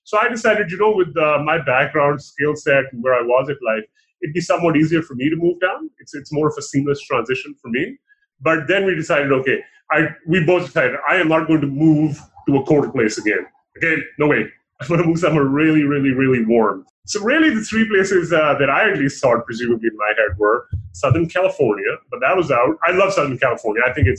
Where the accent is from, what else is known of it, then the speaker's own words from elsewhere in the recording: Dubai, United Arab Emirates; born there; also born or lived in Pakistan; I was born in Dubai. I lived for a good portion of my life in Pakistan as well.